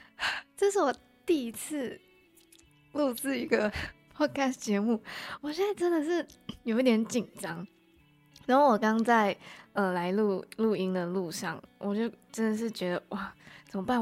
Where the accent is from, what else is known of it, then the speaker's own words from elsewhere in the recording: Malaysia; accent: Malaysian accent; first language Chinese; moved away as an adult; now in Taiwan; 我来台湾大概也才一年多吧，然后我是马来西亚人